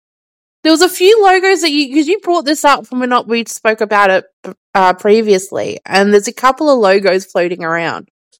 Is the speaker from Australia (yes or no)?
yes; Australia; being Australian